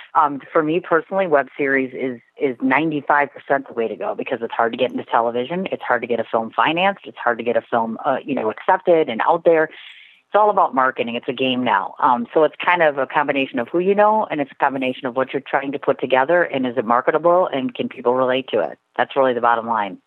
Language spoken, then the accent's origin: English; Milwaukee, Wisconsin, United States; I'm originally a native of Milwaukee, Wisconsin. I've been living here my entire life